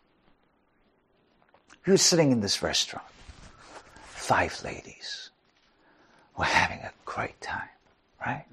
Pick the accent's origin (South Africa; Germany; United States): South Africa; I'm from South Africa